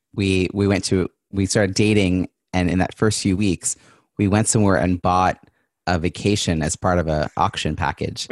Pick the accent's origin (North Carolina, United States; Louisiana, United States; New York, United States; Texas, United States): New York, United States; now in Boston, United States; I'm originally from New York